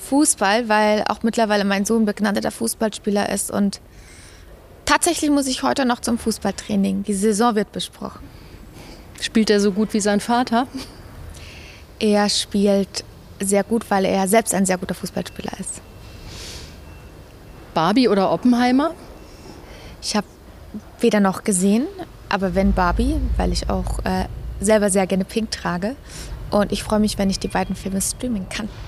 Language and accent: German; Munich, Bavaria, Germany; München ist meine Heimat. München ist wunderschön.